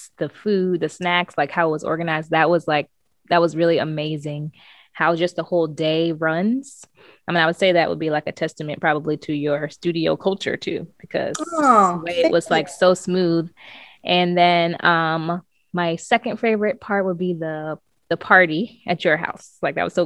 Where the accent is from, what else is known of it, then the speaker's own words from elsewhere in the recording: Maryland, United States; moved away; I'm from Maryland